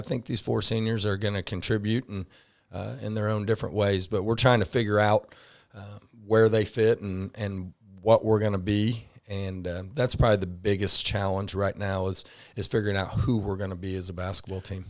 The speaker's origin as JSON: {"language": "English", "town": "Rushville", "region": "Indiana", "country": "United States", "tie": "born or raised there", "also_born_or_lived": "Shelbyville, Indiana", "moved": "as an adult", "said": "Rushville is in it again, my, my hometown"}